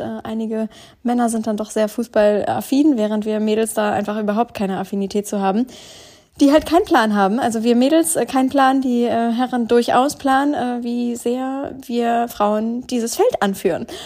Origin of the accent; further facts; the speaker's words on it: Northern Germany, Germany; also born or lived in Duisburg; Einmal im Norddeutschland in meiner eigentlichen Heimat, wo ich herkomme, wo meine ganze Family lebt